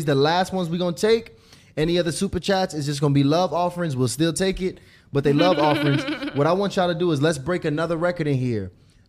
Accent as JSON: {"language": "English", "town": "Lithonia", "region": "Georgia", "country": "United States", "said": "I'm from Lithonia. Don't do that."}